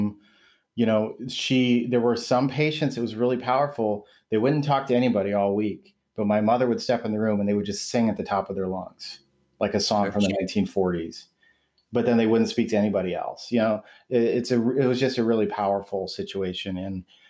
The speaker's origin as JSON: {"language": "English", "town": "Waterloo", "region": "Iowa", "country": "United States", "tie": "born or raised there", "moved": "yes", "lives_now": "Michigan, United States", "said": "I grew up in Waterloo, Iowa"}